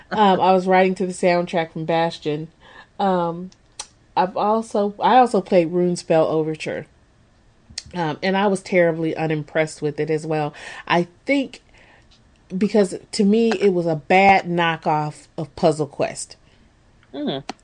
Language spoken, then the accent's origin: English; England, United Kingdom; I don't think that's just because we're English folk